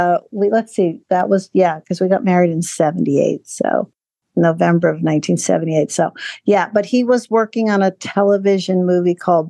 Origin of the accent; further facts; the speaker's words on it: Frankfurt, Hesse, Germany; born there; No, my heritage would be Dutch. I was born in Frankfurt because of my parents, but my father was from Rotterdam, Holland.